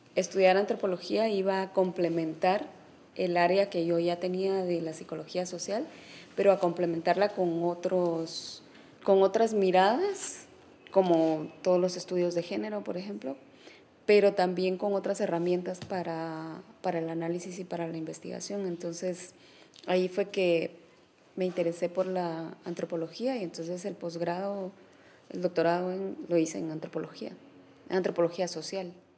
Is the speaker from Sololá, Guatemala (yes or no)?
no; San Martín Jilotepeque, Chimaltenango, Guatemala; yo nací en San Martín Gilatepeque, el municipio de Chimaltenango